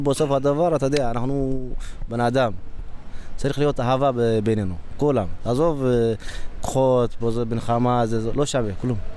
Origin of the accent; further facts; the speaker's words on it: Israel; now in Brooklyn, United States; לא, אנחנו ישראלים.